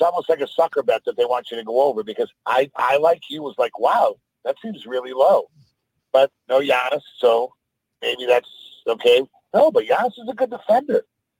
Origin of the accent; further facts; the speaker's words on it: Boston, Massachusetts, United States; I grew up in Boston.